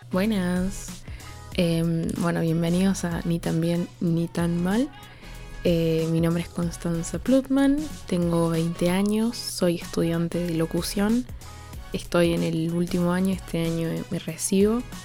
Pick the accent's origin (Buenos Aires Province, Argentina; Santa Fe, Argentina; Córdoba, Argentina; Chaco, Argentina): Córdoba, Argentina; soy de Córdoba Capital